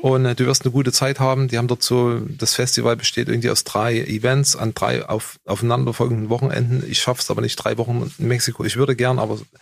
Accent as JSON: {"language": "German", "country": "Germany", "said": "ich bin halt ein Deutscher"}